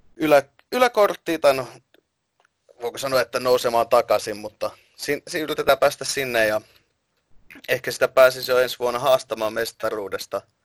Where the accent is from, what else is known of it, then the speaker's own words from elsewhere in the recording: Finland; olen Suomesta